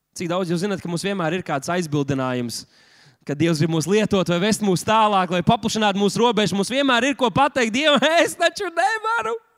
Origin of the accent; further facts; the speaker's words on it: Latvia; mēs taču esam tikai latvieši